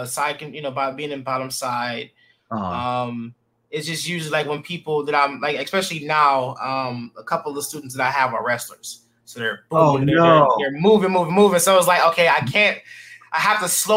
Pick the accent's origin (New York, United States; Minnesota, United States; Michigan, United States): Michigan, United States; Detroit; Born and bred in Detroit